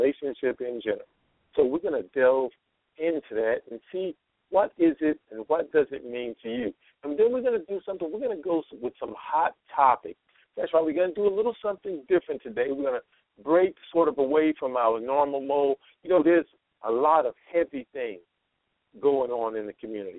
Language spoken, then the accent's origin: English; East Coast, United States; now in Nevada, United States; I'm from the East Coast. So I'm supposed to say the East Coast, but I live on what some people call the West Coast. Actually, it's in Nevada